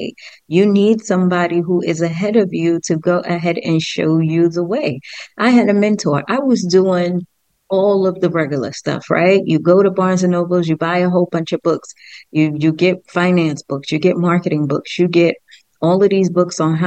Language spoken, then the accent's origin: English; New York City, New York, United States; I was raised in the Bronx